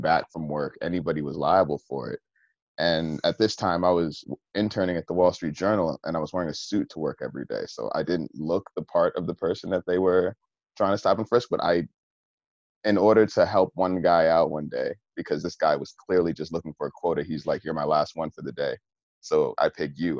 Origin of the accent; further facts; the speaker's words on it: New York, United States; growing up in New York, I mean, being an avid user of the MTA